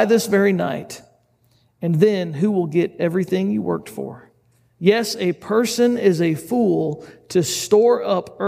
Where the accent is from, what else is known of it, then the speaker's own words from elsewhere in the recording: United States; us as an American group of people